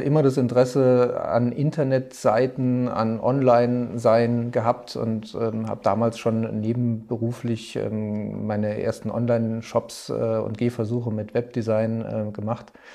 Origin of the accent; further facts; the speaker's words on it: Trier, Rhineland-Palatinate, Germany; moved away as an adult; now in Munich, Germany; ich komme ursprünglich aus Trier, ähm, bin aber schon vor über zehn Jahren hier nach München gekommen